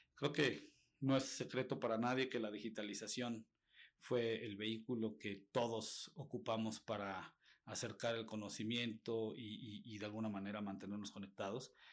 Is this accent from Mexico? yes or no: yes; Mexico